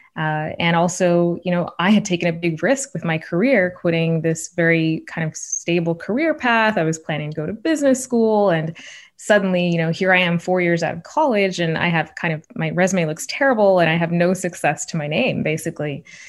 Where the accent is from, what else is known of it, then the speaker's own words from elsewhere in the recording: Shawnee, Oklahoma, United States; moved away; I'm the oldest child of immigrants from India growing up in Shawnee, Oklahoma in the eighties and nineties